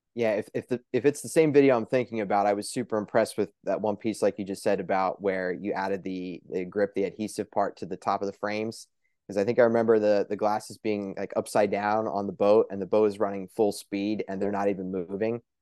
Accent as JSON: {"language": "English", "region": "Pennsylvania", "country": "United States", "tie": "born or raised there", "said": "here in my home state of Pennsylvania"}